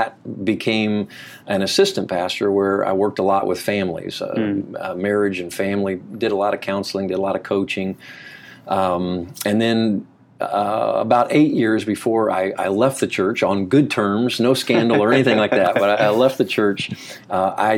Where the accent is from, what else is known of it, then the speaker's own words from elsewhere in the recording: Marion, Indiana, United States; also born or lived in Kentucky; we moved to Marion, Indiana, which is really where I kind of grew up